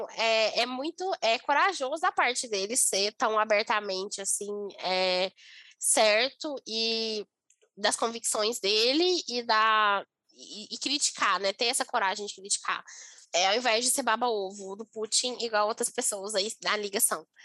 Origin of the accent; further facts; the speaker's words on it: Brasília, Federal District, Brazil; eu sou do DF também